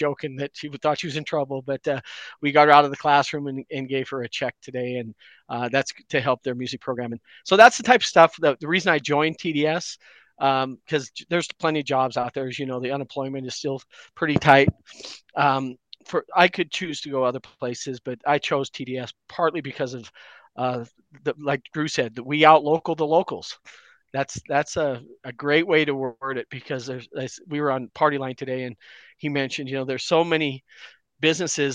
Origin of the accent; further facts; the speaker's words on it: Butte, Montana, United States; moved away as an adult; I'm a Butte guy. I grew up in Butte, but the day after I graduated from college, I took one of those corporate careers and spent almost 30 years outside of Butte.